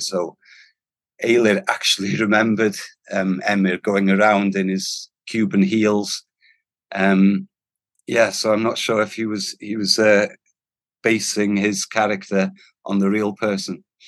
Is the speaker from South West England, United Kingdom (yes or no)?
no; North Wales, United Kingdom; first language Welsh; English is a second language; Being Welsh, especially from North Wales and Welsh speaking